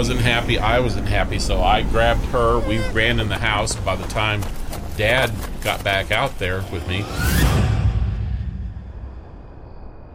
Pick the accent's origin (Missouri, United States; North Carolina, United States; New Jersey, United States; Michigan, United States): Missouri, United States; Cole Camp; When I was growing up in Cold Camp